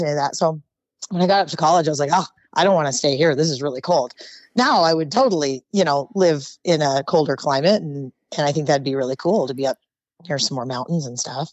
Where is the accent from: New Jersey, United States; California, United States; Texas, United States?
California, United States; Oxnard; moved away as an adult; also born or lived in Hawaii / Utah; now in Las Vegas, United States; I was born and raised in Oxnard, California, which is in Ventura County